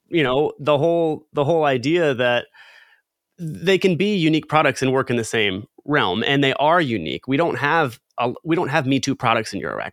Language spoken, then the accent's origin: English; Southern California, United States; growing up in Southern California